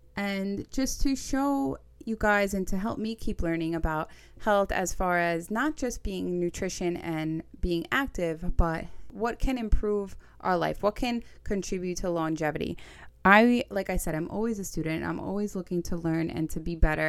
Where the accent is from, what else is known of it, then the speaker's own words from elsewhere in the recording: New York City, New York, United States; accent: Staten Island; I'm from Staten Island, New York. Get used to the accent